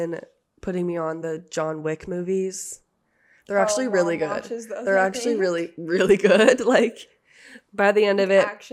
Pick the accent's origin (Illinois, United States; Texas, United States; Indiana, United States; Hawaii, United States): Indiana, United States; I am from Indiana.